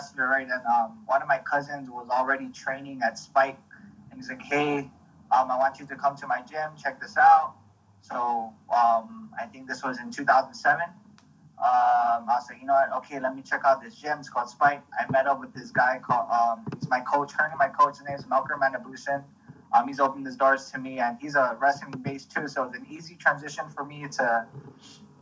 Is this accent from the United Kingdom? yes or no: no; Guam; grew up in, born and raised in Guam